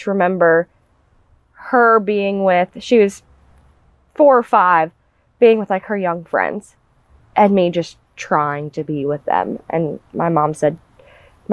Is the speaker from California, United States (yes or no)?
no; Mount Pleasant, South Carolina, United States; I was born in Mount Pleasant, South Carolina